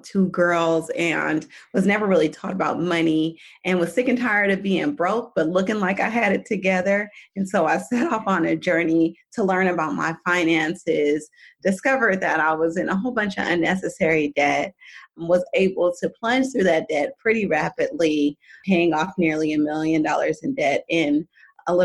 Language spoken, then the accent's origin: English; Oakland, California, United States; I'm from Oakland, California. Very, like, not a lot of people, raised by a single dad